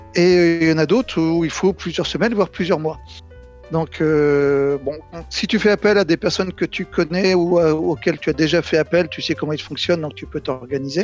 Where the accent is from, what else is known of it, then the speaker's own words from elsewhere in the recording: Nantes, Pays de la Loire, France; Je suis nantais